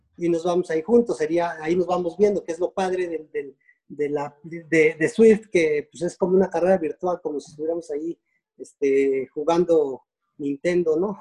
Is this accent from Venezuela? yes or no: no; Mexico; como mexicanos